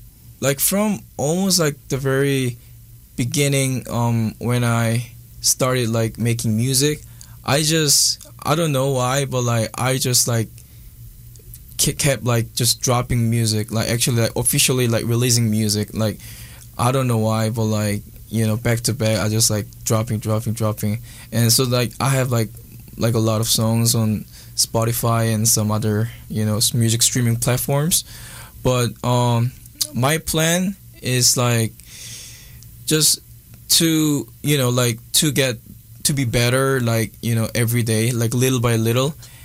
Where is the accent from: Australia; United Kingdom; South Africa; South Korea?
South Korea; Seoul; English is a second language; I'm from Korea. I'm all the way from like Korea's the capital city, Seoul. I was born and raised there, and I learned like English after I got into college